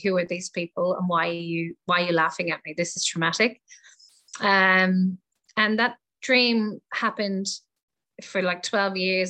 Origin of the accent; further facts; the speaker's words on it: Ireland; moved away as an adult; also born or lived in England; now in Australia; I was born in Ireland um, and I left Ireland when I was 18 and went to England and traveled around the world and ended up in Australia 22 years ago. So um, this is my home now